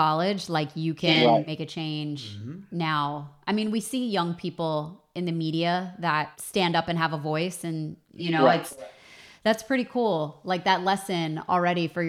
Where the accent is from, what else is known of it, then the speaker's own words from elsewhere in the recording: outside of Baltimore, Maryland, United States; now in Los Angeles, United States; I grew up outside of Baltimore